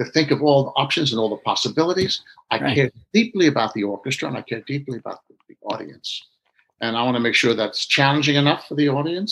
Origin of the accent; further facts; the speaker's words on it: United States; I'm an American, even on first generation